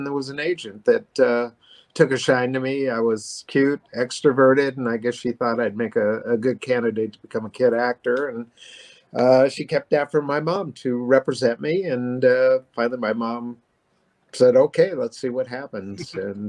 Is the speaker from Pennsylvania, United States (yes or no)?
no; Los Angeles, California, United States; Yeah, born and raised. I was born in Hollywood, Hollywood Presbyterian Hospital, grew up on the streets of Hollywood and pretty much been in Southern California my whole life. And Hollywood, I'd say about 65 years of it.